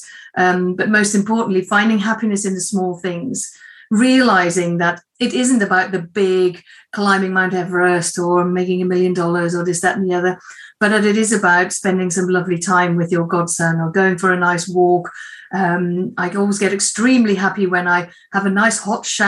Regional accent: Netherlands; moved away; I am from Holland, or the Netherlands, originally, but I've been here a long time now.

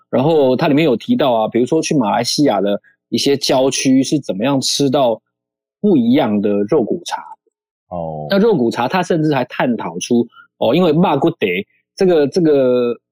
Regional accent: Pingtung, Pingtung County, Taiwan; 我从小是生长在屏东，虽然我是外省人

